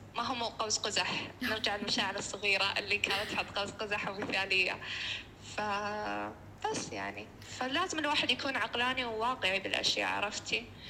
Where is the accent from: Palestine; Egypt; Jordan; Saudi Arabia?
Saudi Arabia; احنا عندنا بالسعوديه